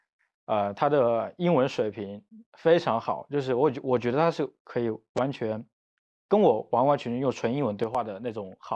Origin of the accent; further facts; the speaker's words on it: Wuhan, Hubei, China; 我是武汉人嘛，我是我从小学一直到就包括我读大学都是在武汉读，